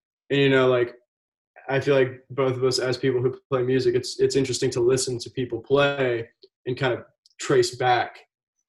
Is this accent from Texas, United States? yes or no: no; South Carolina, United States; I'm born and raised in South Carolina